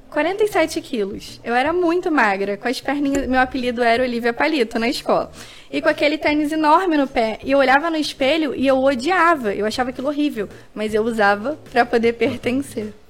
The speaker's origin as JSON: {"language": "Portuguese", "region": "Rio de Janeiro", "country": "Brazil", "tie": "born or raised there", "said": "sendo carioca"}